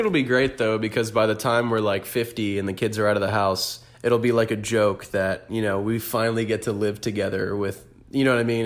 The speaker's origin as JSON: {"language": "English", "town": "Orlando", "region": "Florida", "country": "United States", "tie": "born or raised there", "moved": "yes", "said": "born and raised in the four oh seven"}